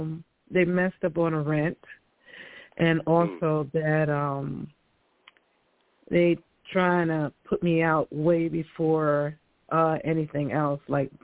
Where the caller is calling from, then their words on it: New York, United States; Hi, this is Esther. I'm calling from New York.